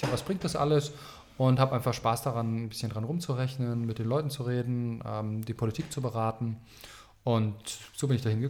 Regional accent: Baltic coast, Germany; Ja, wo komme ich her? Ich komme eigentlich von der Ostsee. Ähm, ich bin in einem Land geboren, das gibt es gar nicht mehr.

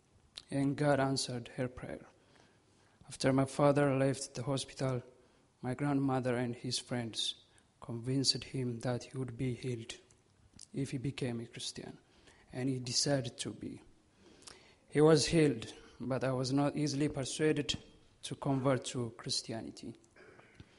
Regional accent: Ethiopia; moved away; I was born in Ethiopia on July 6, 1995

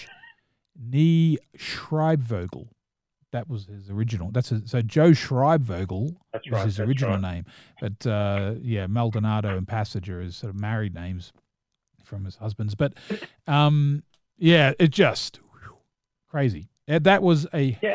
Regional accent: New Zealand; I am a New Zealander

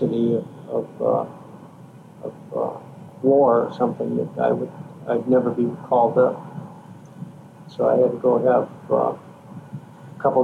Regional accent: Minneapolis, Minnesota, United States; I was born in Minneapolis, raised in Minneapolis, South Minneapolis

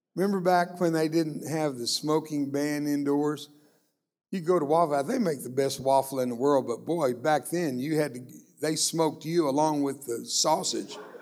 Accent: Brownsville, Texas, United States; first language Spanish; English is a second language; also born or lived in McAllen, Texas; I grew up down in Brownsville, Texas. That's a little ways from here, but not that far. And I was born in McAllen

